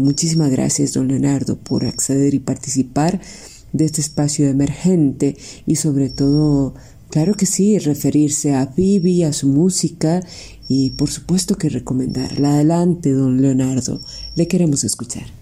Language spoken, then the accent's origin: Spanish; Costa Rica; como decimos en Tiquicia